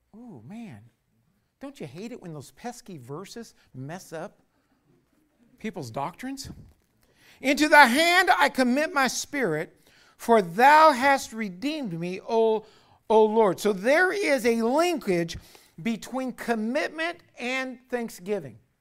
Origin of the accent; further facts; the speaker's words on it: United States; as American